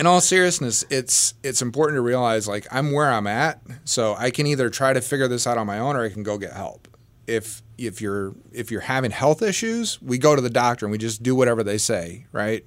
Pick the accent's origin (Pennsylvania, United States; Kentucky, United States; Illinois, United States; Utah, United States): Illinois, United States; Southern; I grew up in Southern Illinois